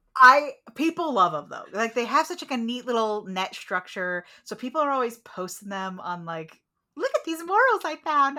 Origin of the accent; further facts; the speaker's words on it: United States; as an American